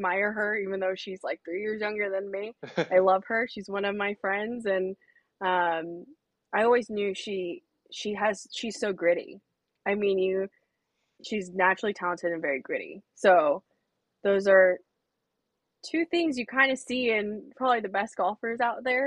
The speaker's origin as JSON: {"language": "English", "town": "San Ramon", "region": "California", "country": "United States", "tie": "born or raised there", "said": "I'm from California. I'm from the East Bay"}